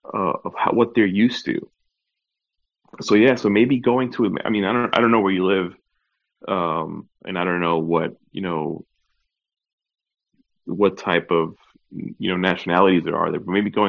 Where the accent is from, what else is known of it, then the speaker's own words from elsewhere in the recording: New York, United States; now in Orlando, United States; growing up in New York, and now, you know, being down here in Orlando